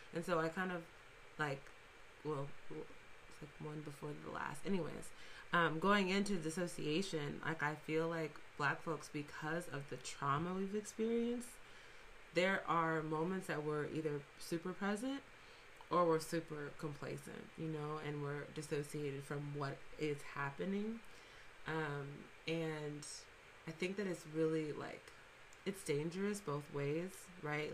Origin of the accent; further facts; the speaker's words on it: Fresno, California, United States; we're both from Fresno, um, we're both from the Central Valley